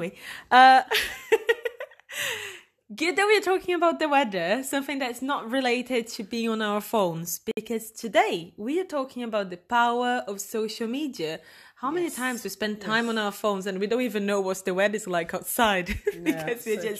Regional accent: Brazil; I'm Brazilian.

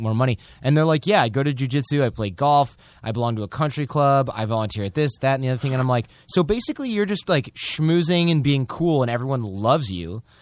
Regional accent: Michigan, United States; from Michigan, we're basically Canadians with shitty healthcare.

